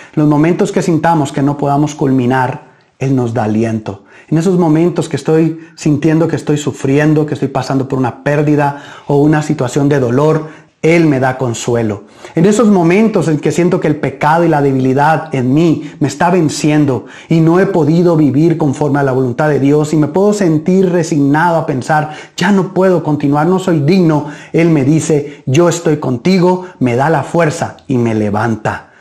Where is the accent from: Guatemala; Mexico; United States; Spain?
Guatemala; nuestro país